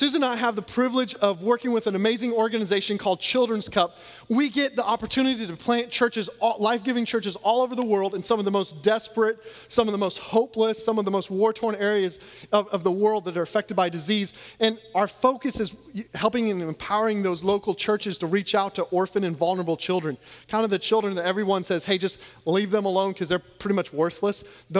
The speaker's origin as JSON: {"language": "English", "region": "Louisiana", "country": "United States", "said": "I'm actually from Louisiana where we know how to celebrate like national championships at least a few years ago."}